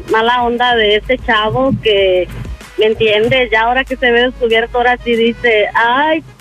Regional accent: El Salvador; A ah, salvadoreña.

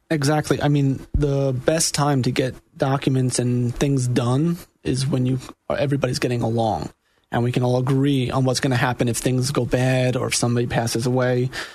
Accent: New York, United States; moved away as an adult; also born or lived in Jacksonville, Florida; now in Orlando, United States; I am also from New York, born and raised

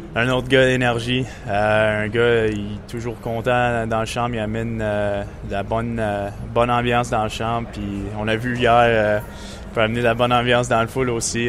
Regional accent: Montreal, Quebec, Canada; Puis c'est aussi ma ville natale.

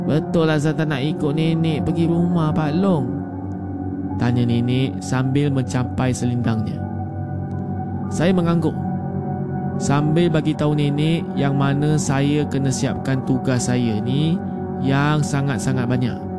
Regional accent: Malacca, Malaysia; saya ni orang Melaka

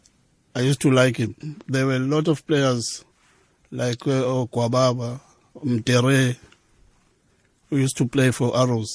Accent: Durban, KwaZulu-Natal, South Africa; I was born in Lamontville

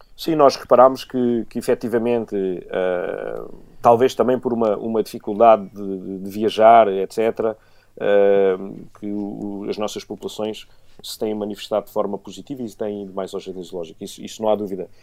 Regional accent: Beja, Alentejo, Portugal; eu sou de Beja, venho do, do meio rodeado de, de animais. Eh, eh, em casa sempre tive, desde, desde pombos, cães

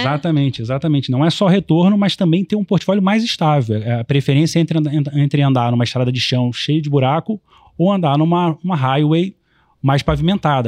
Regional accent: Rio de Janeiro, Brazil; como carioca

